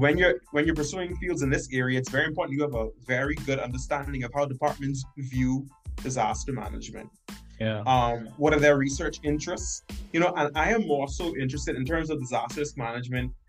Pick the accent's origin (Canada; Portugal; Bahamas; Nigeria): Bahamas; moved away as an adult; now in North Dakota, United States; I'm from the Caribbean, hot, climate.